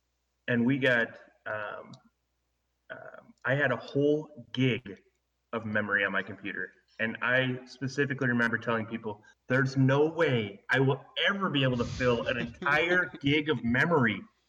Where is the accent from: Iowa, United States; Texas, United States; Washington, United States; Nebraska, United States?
Nebraska, United States; Bruning; Bruning, Nebraska.